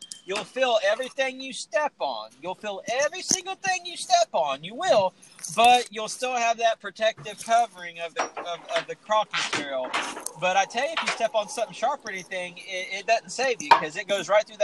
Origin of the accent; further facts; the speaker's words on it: Richmond, Indiana, United States; I was born in Richmond, Indiana, and I lived 15 minutes north of Fountain City